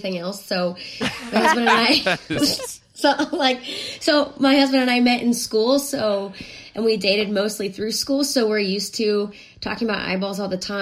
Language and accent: English; Pittsburgh, Pennsylvania, United States; moved away as an adult; also born or lived in Memphis; I'm from Pittsburgh